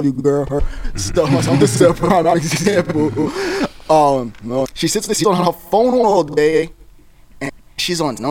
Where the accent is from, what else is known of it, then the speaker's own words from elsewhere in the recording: New York City, New York, United States; we're like from New York, as just being New Yorkers